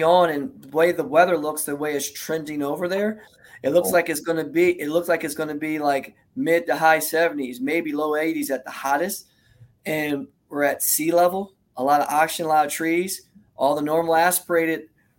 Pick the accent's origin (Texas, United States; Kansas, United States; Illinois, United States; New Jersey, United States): New Jersey, United States; I'm a Jersey boy, so we don't have Englishtown no more. So that is my hometown track. That's literally 45 miles from where I grew up at.